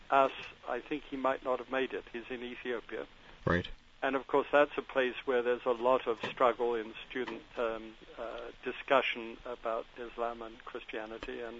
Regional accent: London, United Kingdom; born there; But I was born in London. Uh, I'm Scottish parents.

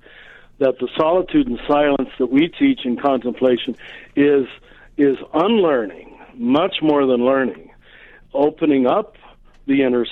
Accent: United States; I'm American, but German background.

